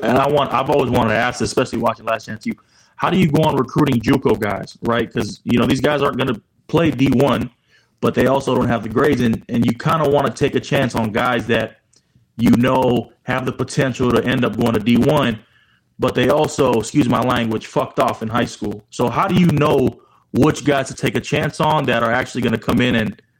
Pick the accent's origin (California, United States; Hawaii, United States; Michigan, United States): Hawaii, United States; Honolulu; now in Dallas, United States; I grew up on the Rock, okay. Honolulu, Hawaii.